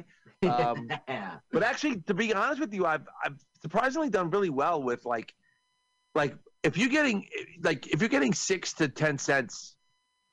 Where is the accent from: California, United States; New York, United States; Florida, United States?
New York, United States; I'm from New York